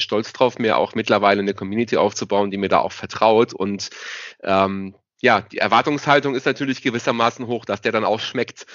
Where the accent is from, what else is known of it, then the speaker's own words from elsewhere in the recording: Rhineland-Palatinate, Germany; hier bei uns in der Pfalz